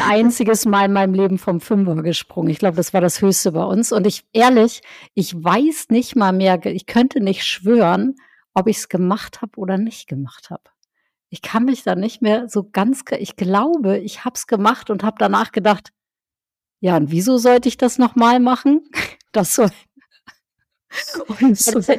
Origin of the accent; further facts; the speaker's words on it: Northern Germany, Germany; Ich bin ja in, im Norddeutschland aufgewachsen